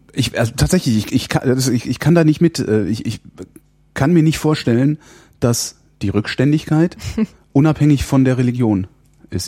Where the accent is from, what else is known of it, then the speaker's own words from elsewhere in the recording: Germany; ich bin halt in, in der Bundesrepublik aufgewachsen